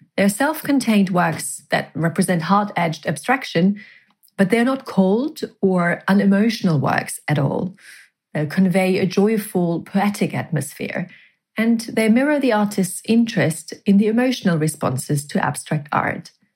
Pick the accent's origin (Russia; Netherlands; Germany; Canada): Germany; near Bochum, North Rhine-Westphalia; now in London, United Kingdom; not too far away from my hometown